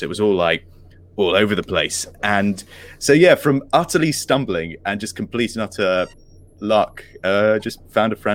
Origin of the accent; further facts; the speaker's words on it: Isle of Wight, South East England, United Kingdom; when I was a child, I was growing up in Isle of Wight